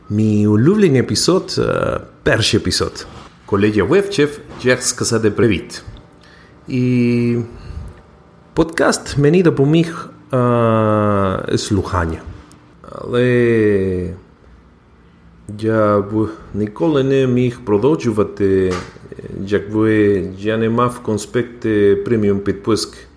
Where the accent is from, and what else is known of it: Peru; born or raised there; Ukrainian is a second language; now in Canada